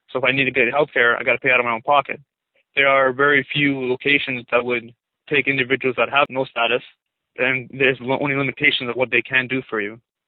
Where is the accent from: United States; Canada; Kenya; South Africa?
Canada; born there; and I was born in Canada.